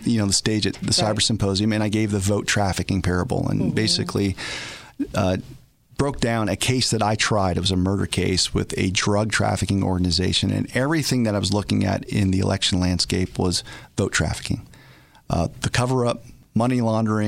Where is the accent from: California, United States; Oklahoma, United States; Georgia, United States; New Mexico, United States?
New Mexico, United States; Albuquerque; Albuquerque, yeah. My hometown